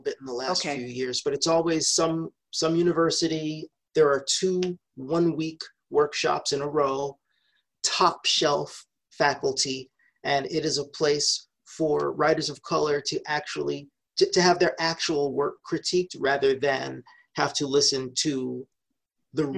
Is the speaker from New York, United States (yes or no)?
yes; New York, United States; moved away; I was born and raised in New York